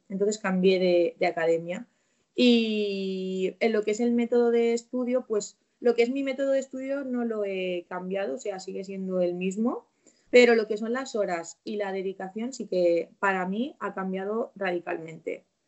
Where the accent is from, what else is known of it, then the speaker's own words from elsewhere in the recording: Valencian Community, Spain; me pudiese quedar en la provincia de la que soy, que soy de Valencia